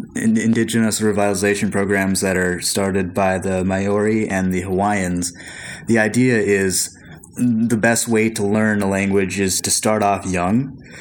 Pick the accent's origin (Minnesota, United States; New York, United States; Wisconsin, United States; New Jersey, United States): Minnesota, United States; Lower Sioux Indian Reservation; also born or lived in Philippines; In my hometown is the Lower Sioux Indian Reservation.